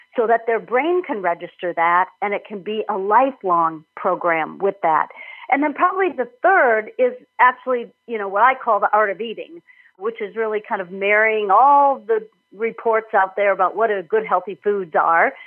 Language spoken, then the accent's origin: English; Minnesota, United States; moved away as an adult; also born or lived in Illinois; I'm from Minnesota originally, went to school in Illinois